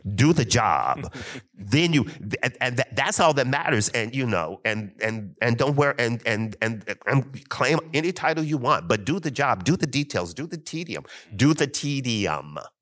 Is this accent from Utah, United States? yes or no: no; Kentucky, United States; I'm from Kentucky